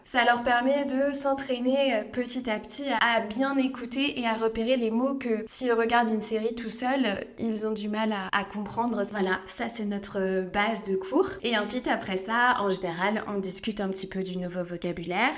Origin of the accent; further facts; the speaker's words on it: France; moi je suis née donc euh, en France, j'ai grandi à la campagne